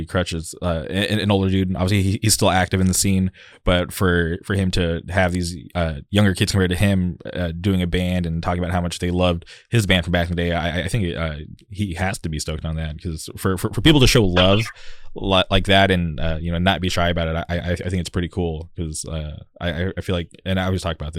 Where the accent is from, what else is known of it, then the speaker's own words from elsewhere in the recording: Southern California, United States; growing up in the Southern California scene and going to shows in like Orange County, Inland Empire, L.A., that was just the norm for me